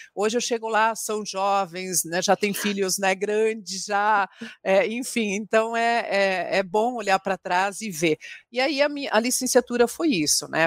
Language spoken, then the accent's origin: Portuguese; Francisco Beltrão, Paraná, Brazil; moved away as an adult; now in Curitiba, Brazil; eu sou de Francisco Beltrão, né? Meus pais são gaúchos